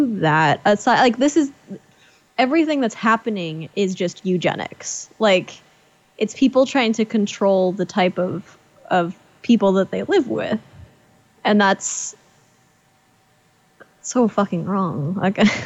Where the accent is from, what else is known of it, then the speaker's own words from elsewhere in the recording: United States; we're American